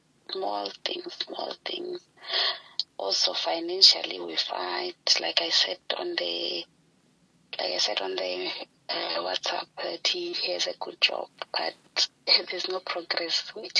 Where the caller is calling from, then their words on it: Polokwane, Limpopo, South Africa; I'm in Polokwane.